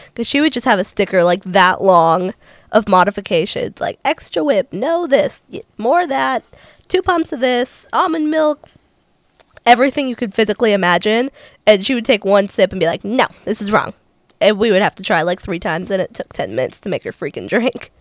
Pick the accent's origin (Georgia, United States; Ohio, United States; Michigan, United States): Ohio, United States; Cincinnati; moved away as an adult; now in Nashville, United States; I'm originally from Cincinnati, Ohio.